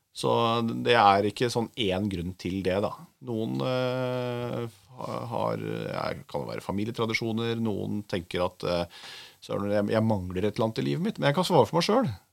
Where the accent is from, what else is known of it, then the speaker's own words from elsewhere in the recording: Oslo, Norway; er fra Oslo